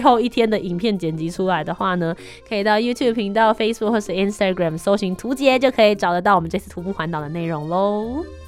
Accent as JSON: {"language": "Chinese", "region": "northern Taiwan", "country": "Taiwan", "said": "因为我们是北部人嘛"}